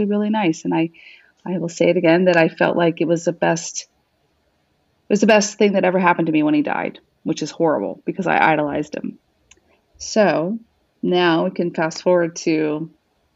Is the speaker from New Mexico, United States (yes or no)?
yes; New Mexico, United States; also born or lived in Arizona; I was born in Arizona, and I grew up in New Mexico.